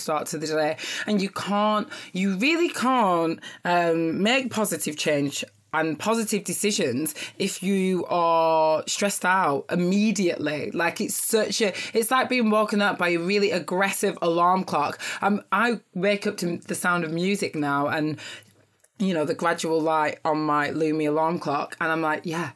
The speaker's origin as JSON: {"language": "English", "country": "Nigeria", "said": "I'm Nigerian"}